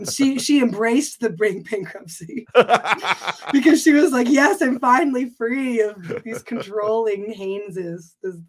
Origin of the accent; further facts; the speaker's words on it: Canada; born there; I was, though. My mother's American.